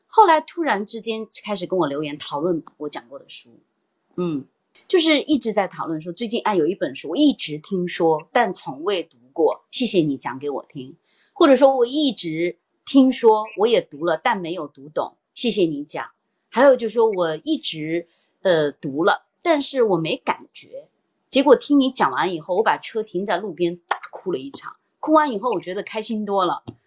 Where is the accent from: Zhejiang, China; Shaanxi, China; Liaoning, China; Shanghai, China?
Shaanxi, China; Xi'an; 我们都是西安人